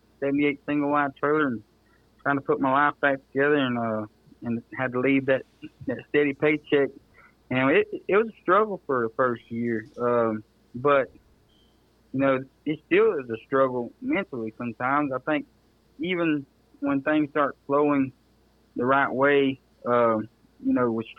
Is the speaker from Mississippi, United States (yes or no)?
no; just south of Shreveport, Louisiana, United States; I'm originally from just south of Shreveport. So that was the closest big town we had. I was born in Shreveport at the hospital there.